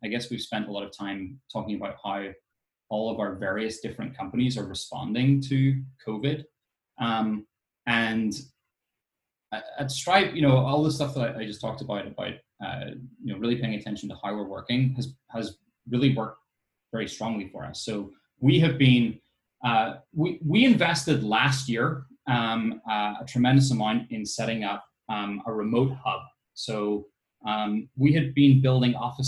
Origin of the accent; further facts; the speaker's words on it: Ireland; I grew up in Ireland